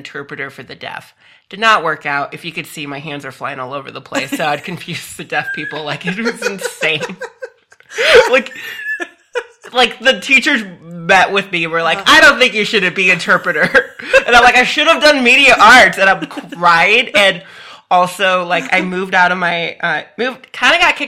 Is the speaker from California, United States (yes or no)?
no; Phoenix, Arizona, United States; also born or lived in Tucson, Arizona; I was born and raised in the Phoenix area